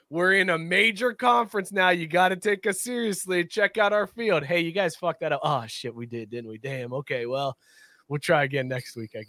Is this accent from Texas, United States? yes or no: yes; Texas, United States; I'm from Texas.